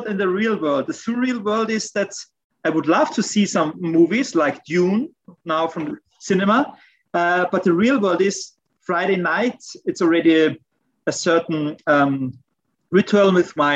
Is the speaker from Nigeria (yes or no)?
no; Vienna, Austria; moved away as an adult; now in Munich, Germany; I'm coming from Vienna. It's my birth city.